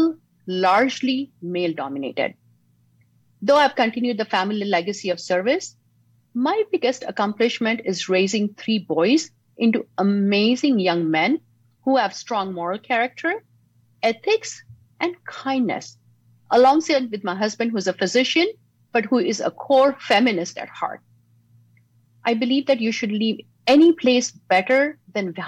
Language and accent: English; Mumbai, Maharashtra, India; now in San Diego, United States; Growing up in Mumbai, my family was full of public servants, teachers, police officers, and even supporters of the freedom fighters along with Gandhi